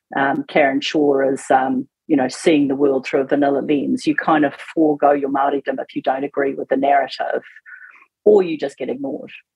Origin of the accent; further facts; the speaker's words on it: Auckland, New Zealand; also born or lived in Northland; I'm an Aucklander